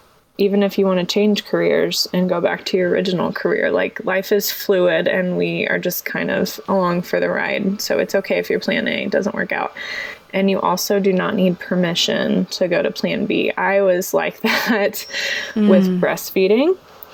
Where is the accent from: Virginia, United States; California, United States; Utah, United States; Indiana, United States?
Indiana, United States; Indianapolis; I'm from Indianapolis.